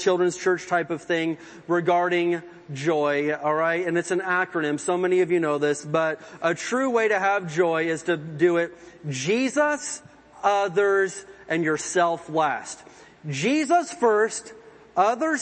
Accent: Indiana, United States; growing up in Indiana in the woods and stuff, there's lots of water

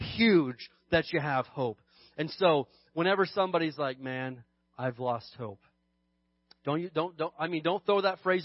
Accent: Indiana, United States; now in Barstow, United States; growing up in Indiana, we had some real winters

